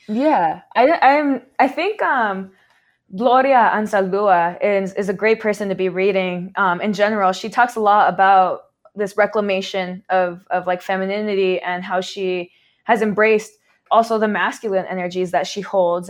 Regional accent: Southern California, United States; We grew up in SoCal

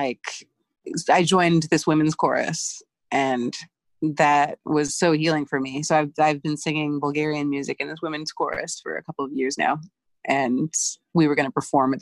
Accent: Georgia, United States; I grew up in Georgia

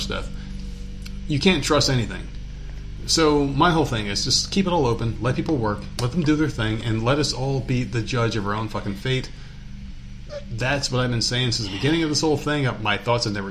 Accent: New Jersey, United States; moved away as an adult; also born or lived in New York; now in the South, United States; I lived in New Jersey

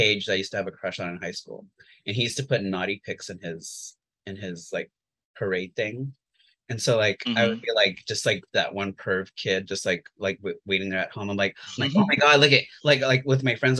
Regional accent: Montebello, California, United States; my town where I grew up in Montebello, California

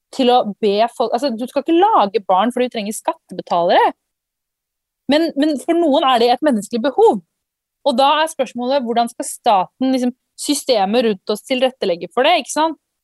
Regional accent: Norway; jeg vokste opp i Norge

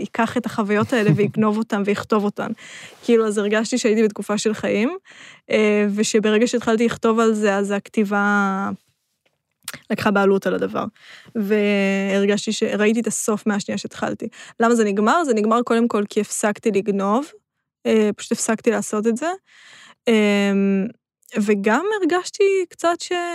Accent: Rishon LeZion, Central District, Israel; moved away as an adult; now in Tel Aviv, Israel; עברתי מראשון

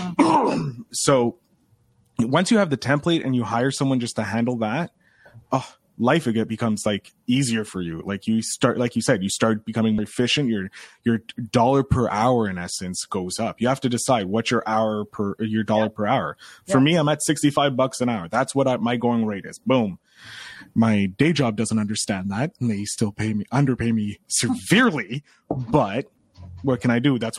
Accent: Ireland; I have the gift of gab. I'm an Irishman. I kissed the Blarney Stone when I shouldn't have kissed the Blarney Stone.

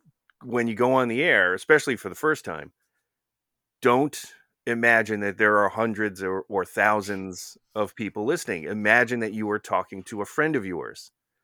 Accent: New Jersey, United States; I grew up in North Jersey. So, you know, it's almost as likely that I would have had a New York accent.

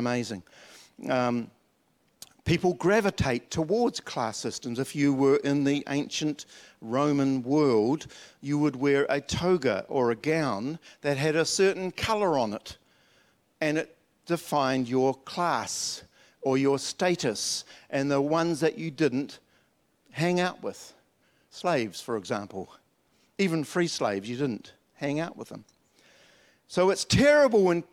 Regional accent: Dunedin, Otago, New Zealand; When I was a little kid at Wakari School in Dunedin, and up in the hills, I was born in the South Island. I'm a Dunedinite.

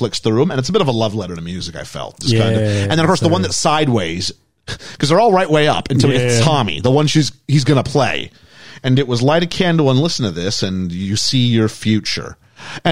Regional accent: Canada; As a Canadian

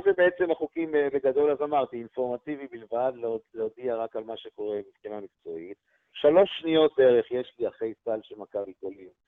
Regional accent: Israel; אנחנו ישראלים חמים

